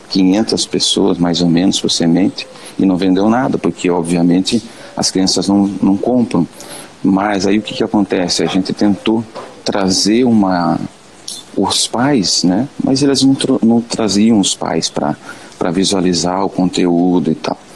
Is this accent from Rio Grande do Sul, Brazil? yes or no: no; Paranaguá, Paraná, Brazil; sou de Paranaguá, Paraná.